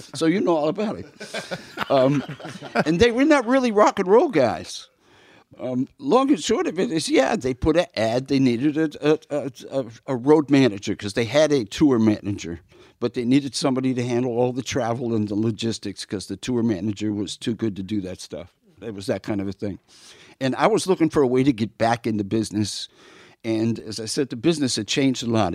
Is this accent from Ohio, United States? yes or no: no; New York, United States; moved away as an adult; also born or lived in Minneapolis; I'm from New York.